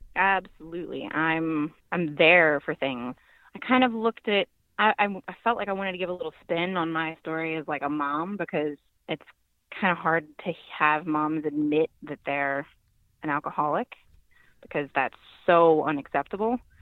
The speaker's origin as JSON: {"language": "English", "region": "Virginia", "country": "United States", "said": "I'm from Virginia"}